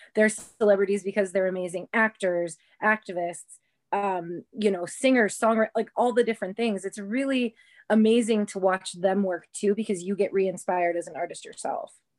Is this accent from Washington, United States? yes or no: no; Ohio, United States; moved away; also born or lived in Las Vegas / New York City; I'm from Ohio originally.